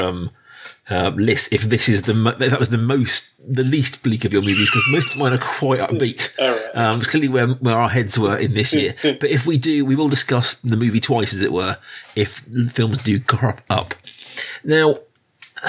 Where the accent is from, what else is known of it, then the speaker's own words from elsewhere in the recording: United Kingdom; I'm a British person. Our life is dominated by period films. It is our main export as a nation these days